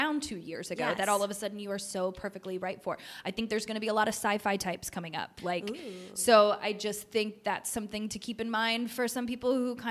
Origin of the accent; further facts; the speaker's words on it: the South, United States; I am from the South